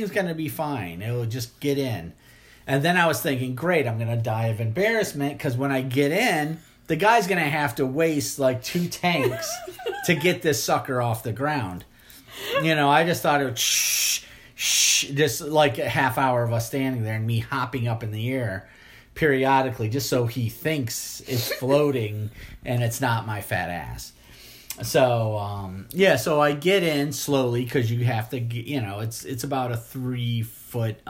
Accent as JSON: {"language": "English", "town": "Fort Lauderdale", "region": "Florida", "country": "United States", "tie": "born or raised there", "moved": "yes", "lives_now": "Mississippi, United States", "said": "I was raised in Fort Lauderdale."}